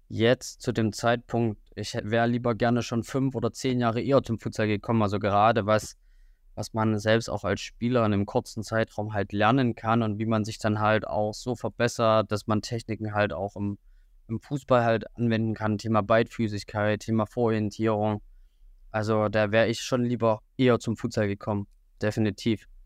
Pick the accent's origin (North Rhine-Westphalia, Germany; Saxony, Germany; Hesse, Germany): Saxony, Germany; Riesa; now in Jena, Germany; Also ähm, ich komme eigentlich aus Sachsen, aus der Region Riesa, das liegt zwischen Dresden und Leipzig. Ähm, bin 24, bin wegen des Studiums nach Jena gekommen im Jahr 2018.